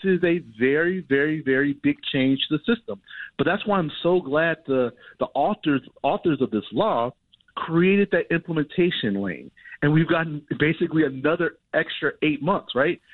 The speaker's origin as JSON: {"language": "English", "town": "Chicago", "region": "Illinois", "country": "United States", "tie": "born or raised there", "said": "I grew up as a Chicagoan, a Southsider"}